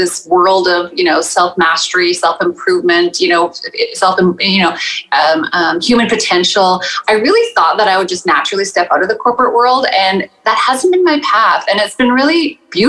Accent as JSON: {"language": "English", "region": "Saskatchewan", "country": "Canada", "tie": "born or raised there", "also_born_or_lived": "Toronto area", "moved": "yes", "lives_now": "Toronto, Canada", "said": "I am living currently in the Toronto area, born and raised in Saskatchewan"}